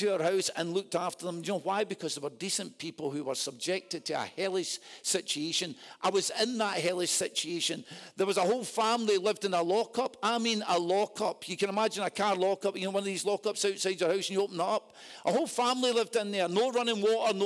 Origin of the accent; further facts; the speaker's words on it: Scotland, United Kingdom; I'm a Scotsman